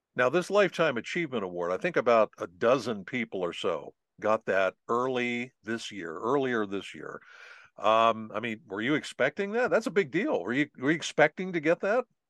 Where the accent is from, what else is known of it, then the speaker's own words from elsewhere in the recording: Pennsylvania, United States; I'm from Pennsylvania